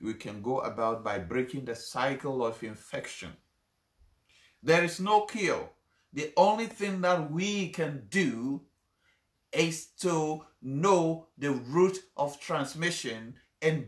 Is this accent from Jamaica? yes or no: no; Ghana; I come from Ghana